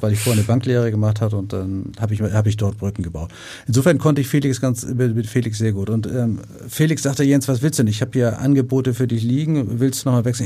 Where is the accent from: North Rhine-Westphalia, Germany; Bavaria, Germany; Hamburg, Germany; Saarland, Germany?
Hamburg, Germany; ich bin ja Hamburger